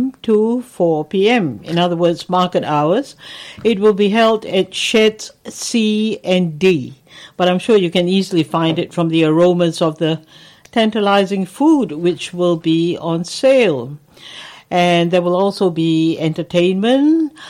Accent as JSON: {"language": "English", "country": "Singapore", "tie": "born or raised there", "moved": "yes", "lives_now": "Melbourne, Australia", "said": "I come from Singapore, and at one stage when I was still in school, Singapore was part of Malaysia"}